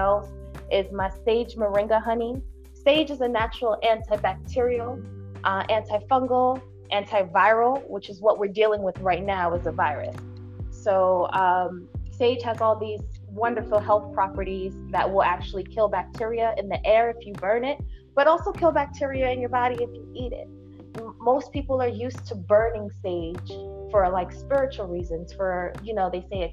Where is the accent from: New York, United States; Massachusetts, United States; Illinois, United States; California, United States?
New York, United States; New York City; I'm from Brooklyn, and I run an herbal remedies apothecary and tea shop in Brooklyn